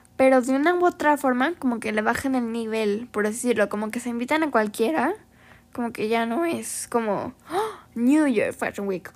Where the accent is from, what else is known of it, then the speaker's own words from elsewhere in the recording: Veracruz, Mexico; ella es de Veracruz, de hecho, igual que yo